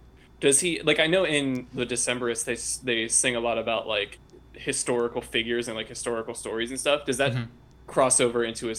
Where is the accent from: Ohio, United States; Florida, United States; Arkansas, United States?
Florida, United States; born or raised there